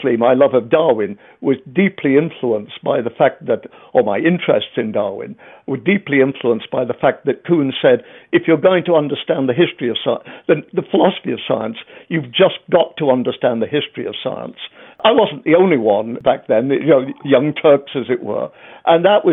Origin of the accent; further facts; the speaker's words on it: England, United Kingdom; I'm English